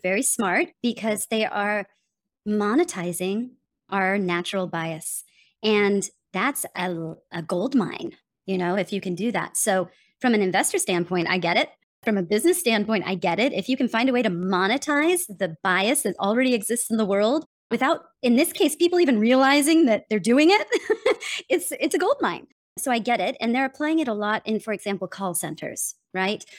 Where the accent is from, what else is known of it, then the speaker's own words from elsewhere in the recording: United States; accent: general American; moved away; also born or lived in Denmark; I'm from America